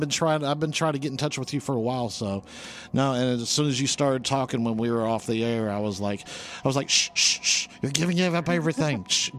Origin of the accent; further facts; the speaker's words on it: Florida, United States; I'm surprised I could spell that because I'm from Florida.